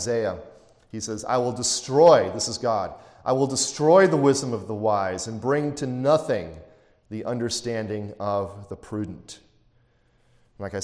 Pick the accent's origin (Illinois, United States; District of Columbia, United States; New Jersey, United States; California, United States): Illinois, United States; Chicago; I come from Chicago, you could find a pizzeria on every street corner